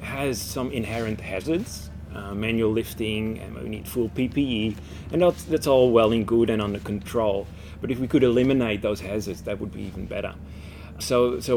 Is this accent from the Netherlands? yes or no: yes; Netherlands; now in Australia; Born and raised in the Netherlands